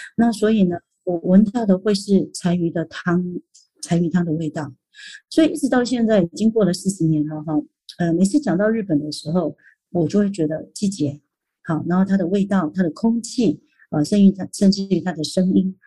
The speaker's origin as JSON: {"language": "Chinese", "country": "Taiwan", "said": "我们台湾人"}